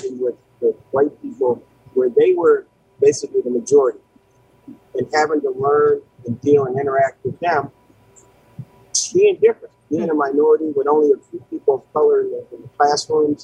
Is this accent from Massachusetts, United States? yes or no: yes; Pittsfield, Massachusetts, United States; moved away as an adult; also born or lived in New Brunswick, New Jersey / New Jersey / New York / Charlotte; I spent my earlier days growing up in Pittsfield on the West Side